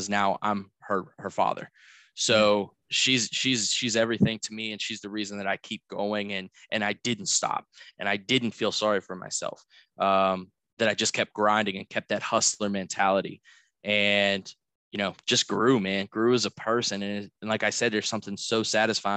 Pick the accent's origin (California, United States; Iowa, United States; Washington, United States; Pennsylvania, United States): Pennsylvania, United States; Pittsburgh; moved away as an adult; also born or lived in South Florida; I was born and raised in Pittsburgh, Pennsylvania, and I got my family values and my core here.